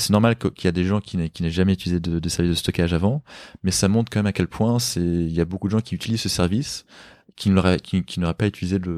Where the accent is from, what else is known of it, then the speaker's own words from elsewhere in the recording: Paris, Île-de-France, France; Bah, je suis un Parisien, j'ai pas de, j'ai pas de voiture.